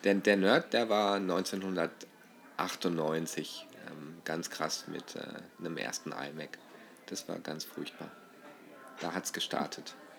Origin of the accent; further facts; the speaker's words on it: Northern Germany, Germany; now in Austria; als typisch Norddeutschen und jetzt als Ausländer in Österreich